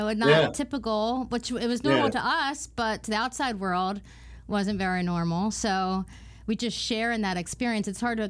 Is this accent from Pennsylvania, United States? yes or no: yes; Philadelphia, Pennsylvania, United States; I was born in Philly